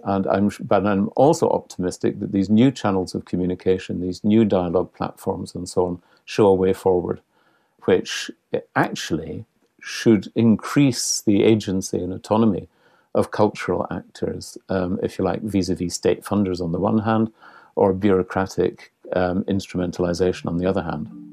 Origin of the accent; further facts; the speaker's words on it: Scotland, United Kingdom; I'm Scottish